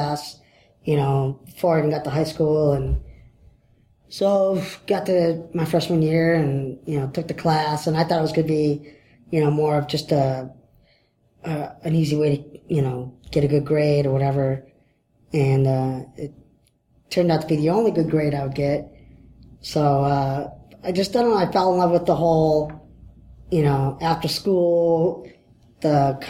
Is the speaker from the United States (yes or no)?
yes; Detroit, Michigan, United States; I'm from Detroit